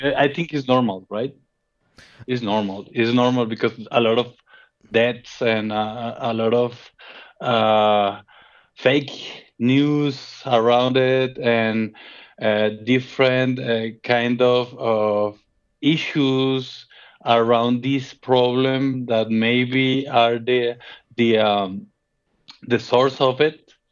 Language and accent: English; Colombia; moved away as an adult; now in Guadalajara, Mexico; I am from Colombia